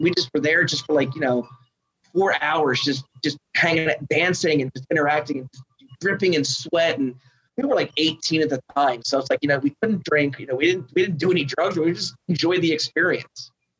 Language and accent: English; Austin, Texas, United States; I was born and raised in Austin, and you know they're going to sit there and say the city's not what it is. It's changing.